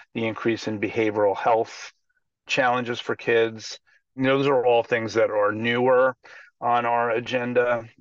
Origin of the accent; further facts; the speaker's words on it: Long Island, outside New York City, United States; I grew up outside New York City on Long Island, not Baltimore